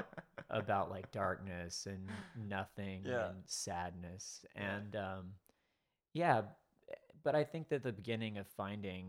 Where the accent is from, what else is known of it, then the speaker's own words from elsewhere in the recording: Longview, Texas, United States; I grew up in East Texas